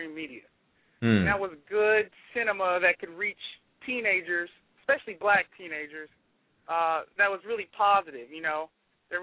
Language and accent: English; Memphis, Tennessee, United States; our influences growing up in Memphis, Tennessee